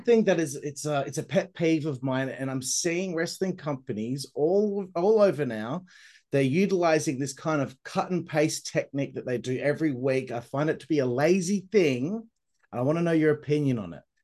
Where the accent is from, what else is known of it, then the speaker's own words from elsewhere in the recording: Australia; I'm Australian. We're terrible at, at uh, pronouncing anything.